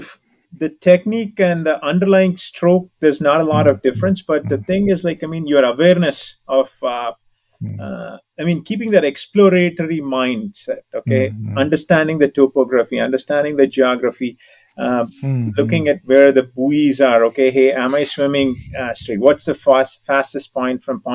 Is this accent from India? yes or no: yes; India; also born or lived in San Francisco Bay Area, United States; now in United States; I'm an Indian